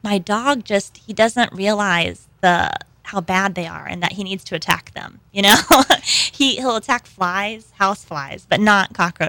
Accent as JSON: {"language": "English", "region": "Kansas", "country": "United States", "also_born_or_lived": "Texas", "moved": "yes", "lives_now": "Louisiana, United States", "said": "I am from Kansas and my grandparents went through the Dust Bowl."}